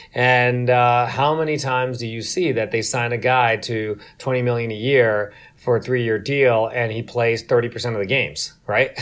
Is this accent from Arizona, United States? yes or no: no; New York, United States; I grew up in New York